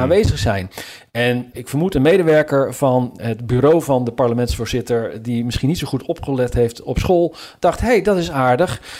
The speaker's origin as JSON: {"language": "Dutch", "town": "Zutphen", "region": "Gelderland", "country": "Netherlands", "tie": "born or raised there", "moved": "yes", "lives_now": "Washington, United States", "said": "mijn geboortestad Zutphen"}